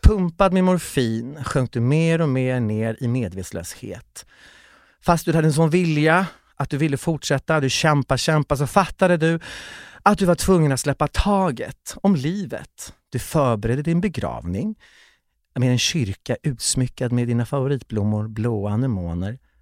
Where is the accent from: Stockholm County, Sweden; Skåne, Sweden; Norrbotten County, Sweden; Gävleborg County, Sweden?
Norrbotten County, Sweden; Kiruna; jag föddes i Kiruna